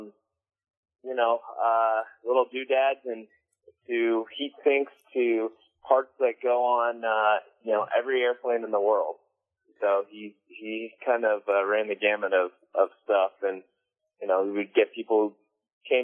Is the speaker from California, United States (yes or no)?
yes; Simi Valley, California, United States; now in San Diego, United States; I'm from Simi Valley, which is in the Ventura County area, not too far from San Diego